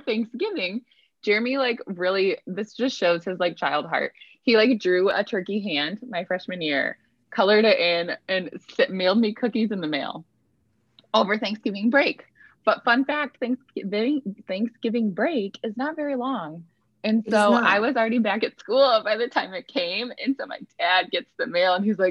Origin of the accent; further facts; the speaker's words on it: Iowa, United States; moved away as an adult; now in Michigan, United States; my husband and I currently live in Michigan, but we are both originally from Iowa